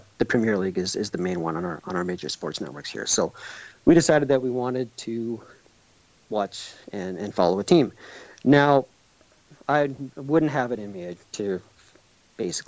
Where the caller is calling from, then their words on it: Edmonton, Alberta, Canada; I'm calling from Edmonton, Canada